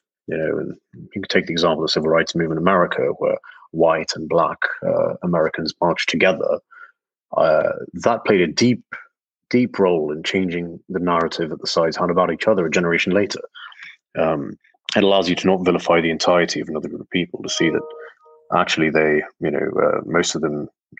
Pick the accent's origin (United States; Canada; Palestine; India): Palestine; West Bank; growing up in the West Bank